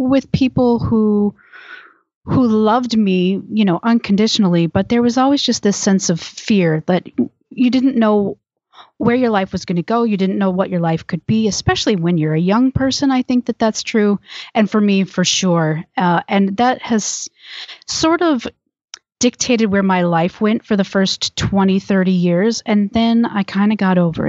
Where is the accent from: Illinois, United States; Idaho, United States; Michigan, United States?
Michigan, United States; moved away as an adult; also born or lived in Georgia; now in Tucson, United States; I'm originally from Michigan, but now I live in Tucson, Arizona, and I have lived in Tucson since 1998.